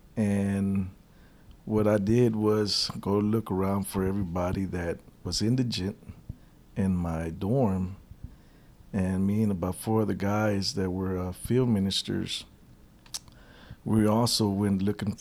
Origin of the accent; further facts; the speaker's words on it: Austin, Texas, United States; I'm originally from Austin, Texas